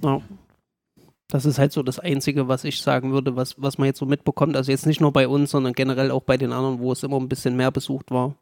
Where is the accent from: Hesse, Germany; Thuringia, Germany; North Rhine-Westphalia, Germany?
Thuringia, Germany; Gera; born or raised there